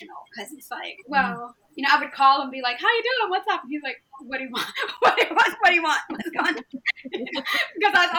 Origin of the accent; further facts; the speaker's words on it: Maryland, United States; I grew up in Maryland where the Lyon sisters were